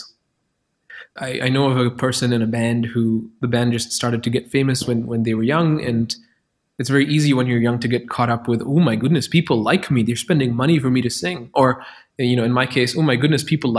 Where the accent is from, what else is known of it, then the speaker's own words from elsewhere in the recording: Qatar; now in Berlin, Germany; I grew up in Qatar where the chief industry was like petroleum